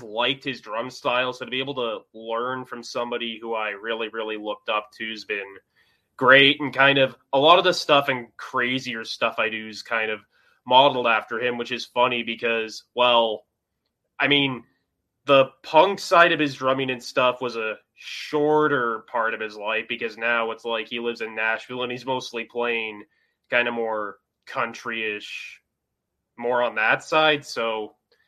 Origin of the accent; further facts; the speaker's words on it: Saskatoon, Saskatchewan, Canada; I'm from Saskatoon, Canada